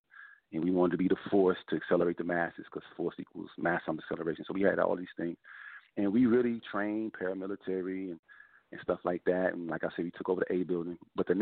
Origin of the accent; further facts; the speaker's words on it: Brockton, Massachusetts, United States; moved away as an adult; also born or lived in Washington, D.C.; I grew up in Brockton, Massachusetts, my teenage years.